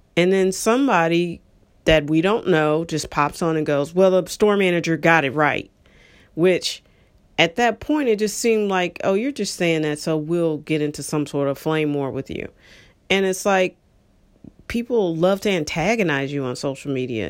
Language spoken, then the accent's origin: English; St. Louis, Missouri, United States; I was born and raised here, like everybody else.